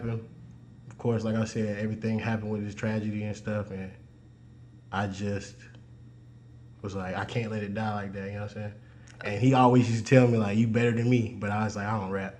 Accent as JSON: {"language": "English", "town": "Greenville", "region": "South Carolina", "country": "United States", "said": "I'm from Greenville, South Carolina."}